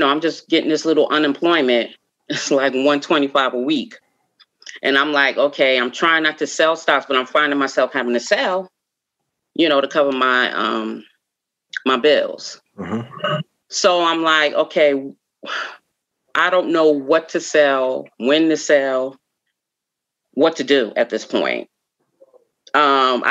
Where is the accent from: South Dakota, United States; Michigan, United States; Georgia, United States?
Georgia, United States; Atlanta; also born or lived in New York; I'm from Atlanta